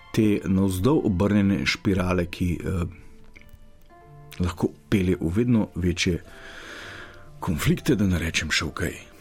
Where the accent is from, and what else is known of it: Slovenia